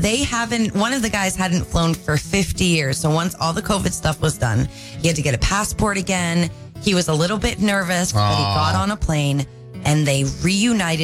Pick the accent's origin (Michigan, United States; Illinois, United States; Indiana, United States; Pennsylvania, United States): Pennsylvania, United States; York; also born or lived in Easton, Pennsylvania; now in Maine, United States; I was born in York